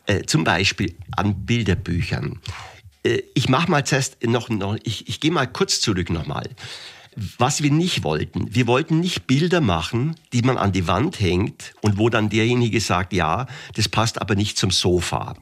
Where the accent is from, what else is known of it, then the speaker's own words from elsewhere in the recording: Augsburg, Bavaria, Germany; also born or lived in Gersthofen; das war in der Grundschule in Gersthofen Gersthofen ist bei Augsburg. Ich bin gebürtiger Augsburger